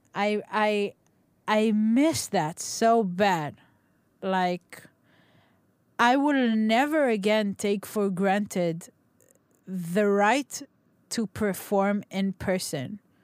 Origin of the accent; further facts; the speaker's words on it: Nigeria; moved away; I grew up in Nigeria.